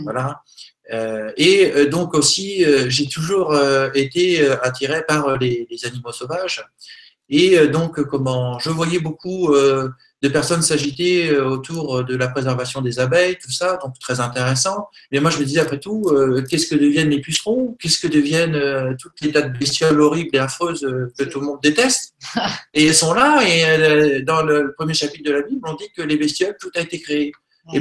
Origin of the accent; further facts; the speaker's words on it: Normandy, France; Je suis normand, même si j'ai des origines multiples et variées.